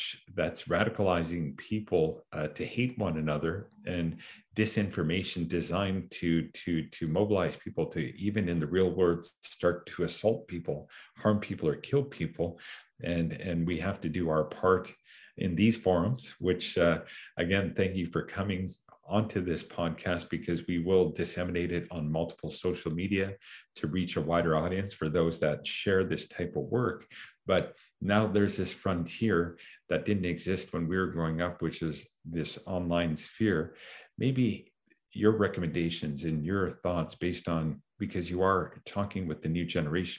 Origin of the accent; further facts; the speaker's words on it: Canada; one of our identities is that we're Canadian